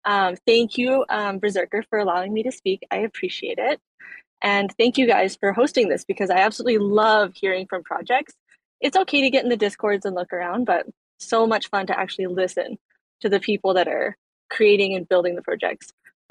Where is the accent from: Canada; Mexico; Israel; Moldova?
Canada; I'm Canadian.